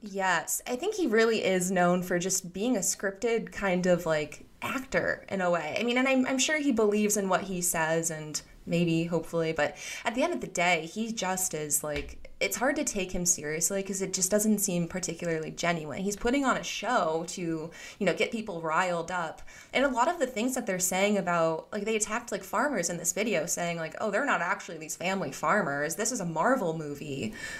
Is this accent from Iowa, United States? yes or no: yes; Iowa, United States; I grew up in Iowa, and I come from a family of farmers